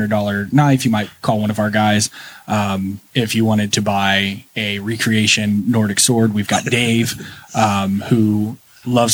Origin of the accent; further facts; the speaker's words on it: Alexandria, Indiana, United States; also born or lived in St. Louis / Chicago, Illinois; now in Middletown, United States; I grew up around here. I grew up in Alexandria and ended up moving to Indy, St. Louis area